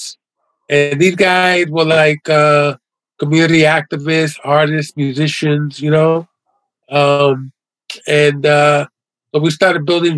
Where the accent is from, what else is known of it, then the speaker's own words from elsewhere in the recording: New York City, New York, United States; also born or lived in Lower East Side, New York City; growing up in the West Village was really cool. I went to PS 41 elementary school